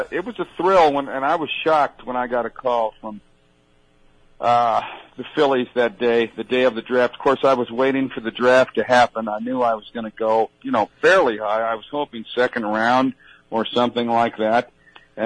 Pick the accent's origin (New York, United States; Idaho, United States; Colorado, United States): Colorado, United States; Denver; I grew up in Denver, Colorado